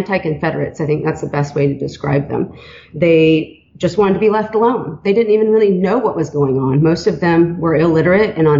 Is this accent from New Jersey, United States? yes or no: no; Atlanta, Georgia, United States; born or raised there; also born or lived in Hattiesburg, Mississippi